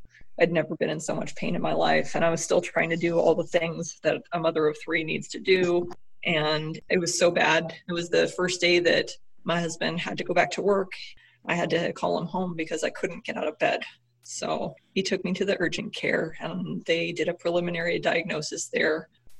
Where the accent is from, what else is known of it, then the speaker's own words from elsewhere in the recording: California, United States; also born or lived in Montana; now in Minnesota, United States; I am originally from California. I lived in Montana. I live in Minnesota now.